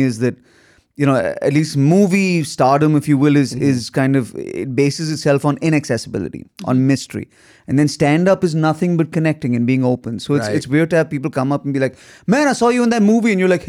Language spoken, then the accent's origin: English; India; also born or lived in Galesburg, Illinois; Then I came to Galesburg, Illinois, where I was the kid from India to study drama.